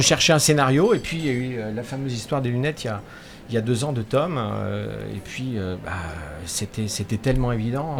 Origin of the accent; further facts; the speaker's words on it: Angers, Pays de la Loire, France; moved away as an adult; now in La Baule, France; je suis né à Angers